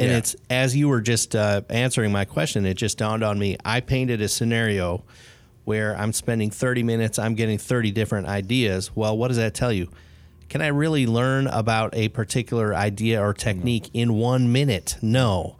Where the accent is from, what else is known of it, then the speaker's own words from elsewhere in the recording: Chicago, Illinois, United States; also born or lived in Bloomington, Indiana; I was born in Bloomington, and then I spent 23 years in Chicago.